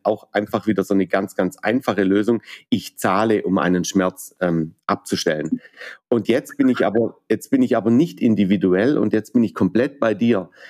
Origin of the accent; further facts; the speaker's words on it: Baden-Württemberg, Germany; vor allem bin ich Badener